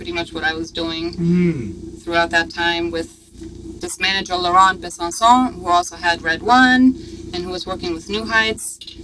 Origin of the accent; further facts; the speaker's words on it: Germany; also born or lived in Stuttgart / Berlin; now in Los Angeles, United States; born and raised in Germany, Stuttgart to Berlin